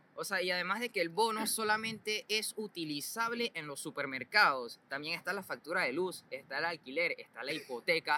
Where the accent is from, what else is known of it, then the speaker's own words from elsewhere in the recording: Panama; somos todos los panameños